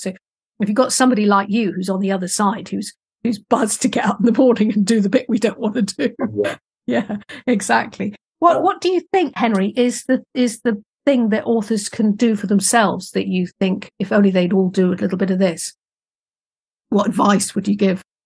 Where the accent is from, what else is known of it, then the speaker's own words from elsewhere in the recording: United Kingdom; I'm British and I'm a little bit, a bit sort of stand backish